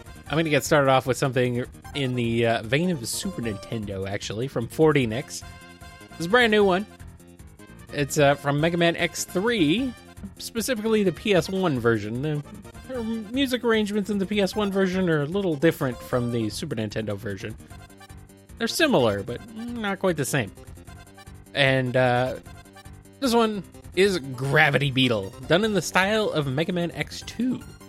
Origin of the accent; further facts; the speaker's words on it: United States; accent: Bland American; I do not really have a definable accent, I guess. Bland American, boring American. That's my accent.